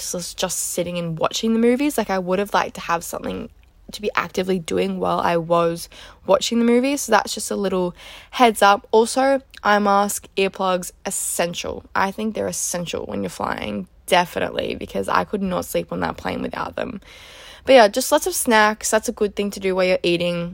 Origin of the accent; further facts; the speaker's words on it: Melbourne, Victoria, Australia; I'm originally from Melbourne